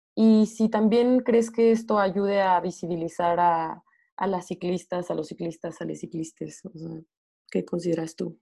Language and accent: Spanish; Morelia, Michoacán, Mexico; yo soy de Morelia, que es un valle